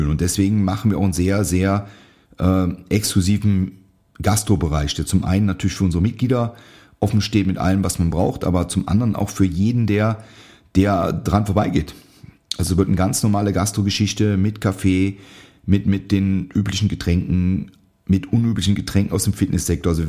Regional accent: North Rhine-Westphalia, Germany; Ich habe in einem sehr kleinen Studio in meiner Heimat trainiert, in der Nähe von Aachen. Das sagt vielleicht dem einen oder anderen was, durch, durch große Reitsportturniere, also holländische Grenze.

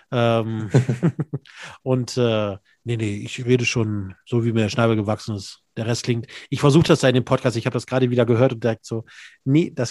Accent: North Rhine-Westphalia, Germany; Ach, ich komme aus Minden-Lübbecke.

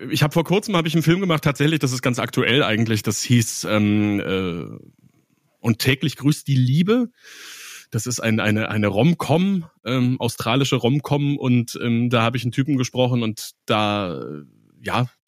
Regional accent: Bavaria, Germany; accent: Bavarian; und habe hab meinen bayerischen Akzent abgestellt, irgendwie so gut es ging

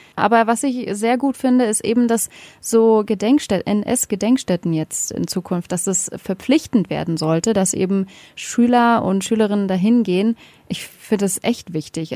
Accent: Berlin, Germany; ich komme aus Berlin

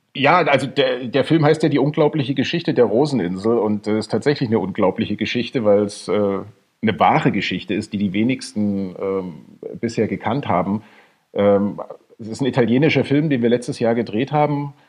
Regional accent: Bad Schandau, Saxony, Germany; also born or lived in Dohna / Neustadt in Sachsen / Massachusetts; ich bin da in der Nähe aufgewachsen, in, in Bad Schandau und, in, und Neustadt

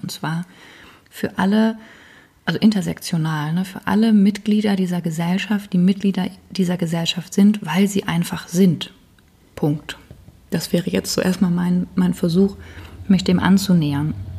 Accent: Germany; als Deutsche, ich die hier sitze

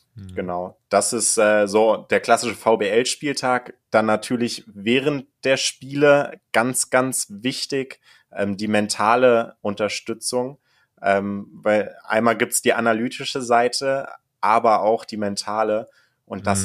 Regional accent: Kassel, Hesse, Germany; moved away; Ich komme aus Kassel ursprünglich

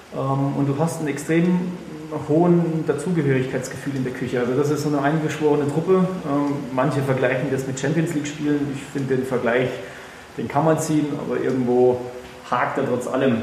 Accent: Freiburg, Baden-Württemberg, Germany; ich komme ja gebürtig aus Freiburg

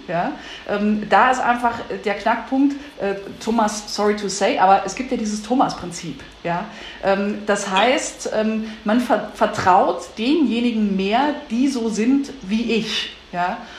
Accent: Saxony-Anhalt, Germany; moved away as an adult; also born or lived in Leipzig / Berlin; ich in Sachsen-Anhalt geboren bin und mich für ein Studium in Leipzig entschieden habe

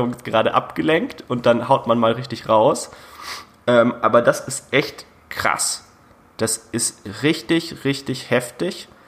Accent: Bavaria–Hesse border, Germany; ich komme ja aus der Grenze zwischen Bayern und Hessen

